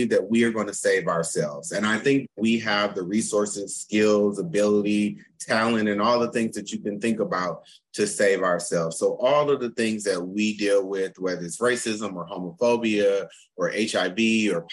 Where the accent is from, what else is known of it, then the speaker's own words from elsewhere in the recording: Flint, Michigan, United States; also born or lived in North Carolina; now in Pittsburgh, United States; From Michigan. I'm from Flint, Michigan